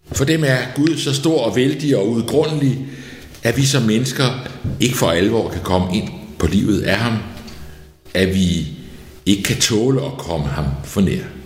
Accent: outside Copenhagen, Capital Region of Denmark, Denmark; Der, hvor jeg voksede op, uden for København i 60'erne

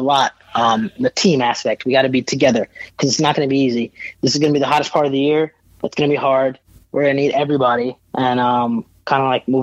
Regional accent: Virginia, United States; also born or lived in New York; I was born and raised in New York for a little bit before I moved to Virginia.

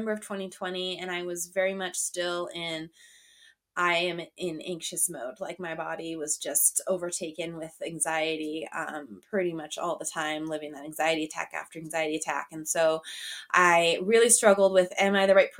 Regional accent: Montana, United States; moved away as an adult; now in Michigan, United States; I am in Michigan. I'm actually originally from Montana, though. My husband pulled me out here about 6 years ago

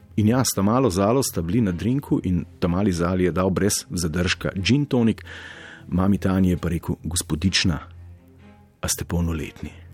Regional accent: Slovenia

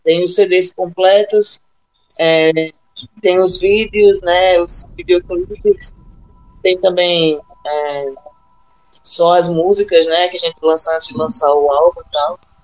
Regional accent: Natal, Rio Grande do Norte, Brazil; somos nordestinas, natalenses

